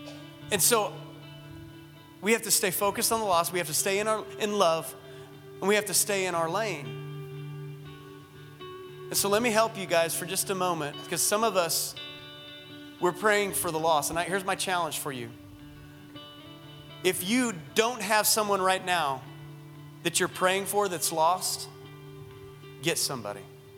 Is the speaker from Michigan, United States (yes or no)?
yes; Michigan, United States; I'm from Michigan, but the place that God called me, I want my bones to be buried in the place where God called me.